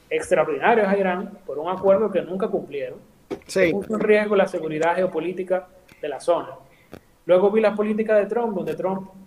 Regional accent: Dominican Republic; país hay una persona que se llamó eh, Francisco

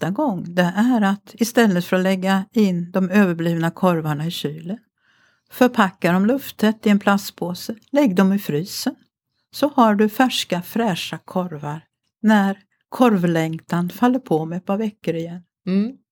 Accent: Mariestad, Västra Götaland, Sweden; moved away; also born or lived in Grythyttan; jag kommer ju från Mariestad som ligger i Västergötland

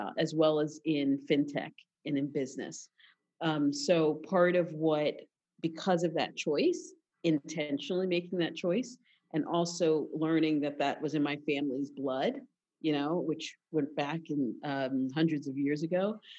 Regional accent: Philadelphia, Pennsylvania, United States; I'm from Philadelphia

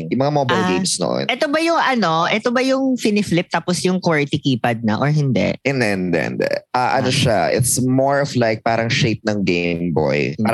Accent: Philippines; moved away; sa amin sa province, because it was sa province

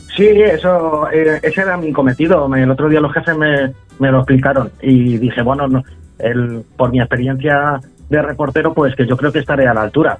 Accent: Humanes de Madrid, Community of Madrid, Spain; yo soy de Humanes, de, Madrid

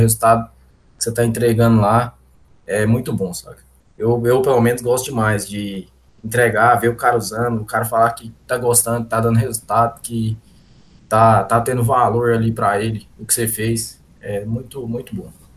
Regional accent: Goiás, Brazil; eu sou, sou goiano aqui

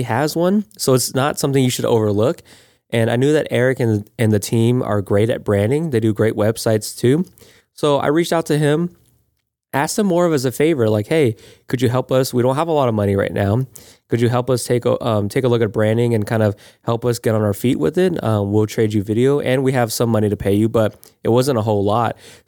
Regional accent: Florida, United States; we're both from, born and raised in Florida.

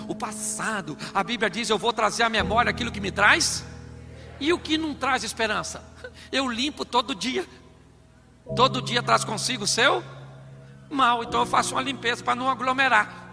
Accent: Rio de Janeiro, Brazil; eu sou carioca e flamenguista

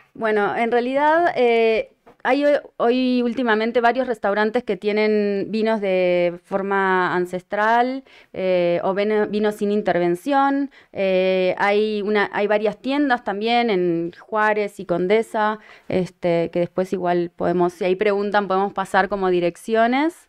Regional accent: Uruguay; moved away; Uruguay, de donde soy originaria

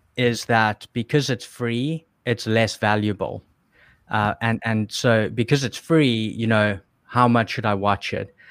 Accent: South Africa; moved away; I was still in South Africa, which is, is where I'm from. You can probably hear my accent

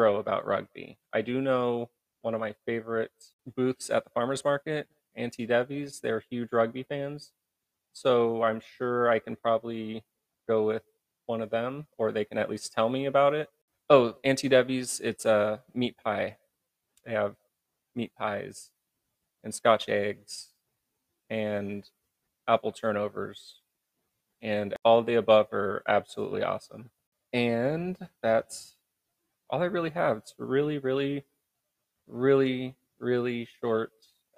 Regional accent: Midwest, United States; now in San Diego, United States; I grew up in the Midwest, all about Louisville.

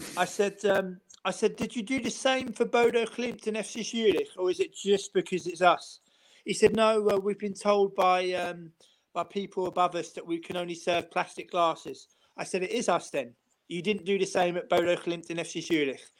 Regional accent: London, United Kingdom; now in Amsterdam, Netherlands; I live in Amsterdam. I said I'm originally from London

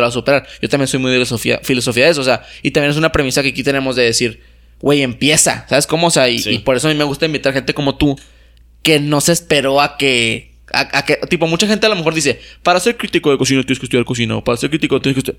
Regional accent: Mexico; yo tampoco elegí ser mexicano

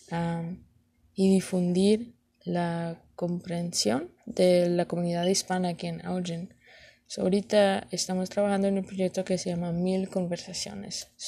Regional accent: Elgin, Illinois, United States; I was raised in Elgin and I live in Elgin and I plan to be in Elgin for the long term.

